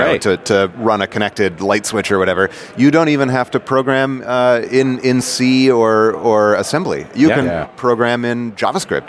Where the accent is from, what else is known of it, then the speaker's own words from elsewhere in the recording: New York, United States; moved away as an adult; now in Silicon Valley, United States; I'm a New Yorker.